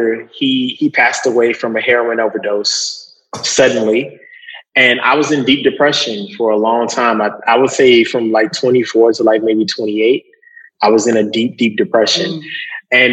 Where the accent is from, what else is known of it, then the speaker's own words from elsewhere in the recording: Lancaster, Texas, United States; now in Brooklyn, United States; I'm from Lancaster, Texas.